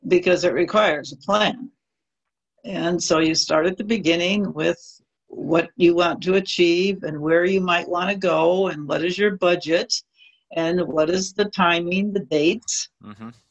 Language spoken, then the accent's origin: English; Midwest, United States; also born or lived in New York City; now in California, United States; But I moved to California from New York City, grew up in the Midwest